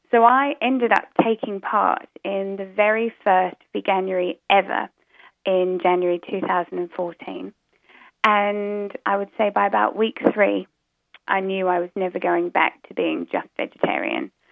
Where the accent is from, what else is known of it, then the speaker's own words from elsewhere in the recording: New Zealand; now in United Kingdom; I live in the UK, so I don't know if you guys can, can tell, but um, my accent's a bit muddled up because originally I come from New Zealand.